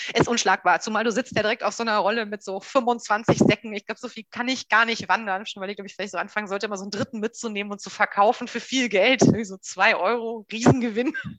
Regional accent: Hamburg, Germany; ich komme aus Hamburg.

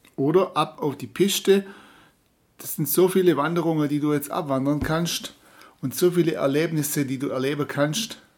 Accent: Böttingen, Baden-Württemberg, Germany; meinen Heimatort Böttingen

